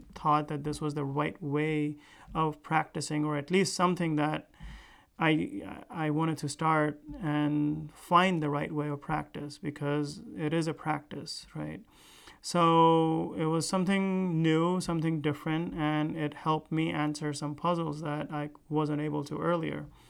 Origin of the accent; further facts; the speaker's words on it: United States; also born or lived in India; raised in United States. I was really young when I moved here